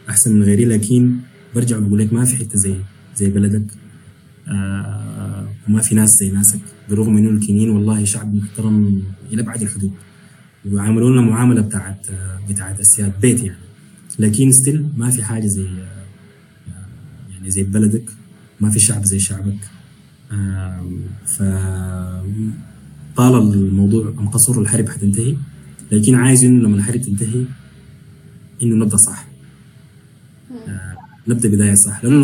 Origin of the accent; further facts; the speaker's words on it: Sudan; انه احنا نبني بلد تجمعنا كلنا تشبهنا كسودانيين يعني.